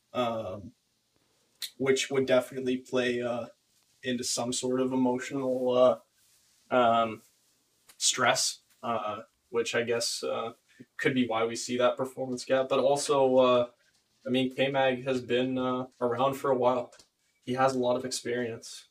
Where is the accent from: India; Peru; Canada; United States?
Canada; my hometown or my my home country